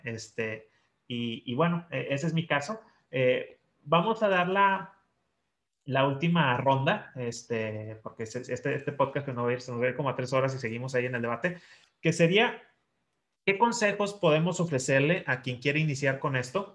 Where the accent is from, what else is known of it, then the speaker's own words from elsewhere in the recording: Chihuahua, Mexico; la ciudad donde yo crecí, en Chihuahua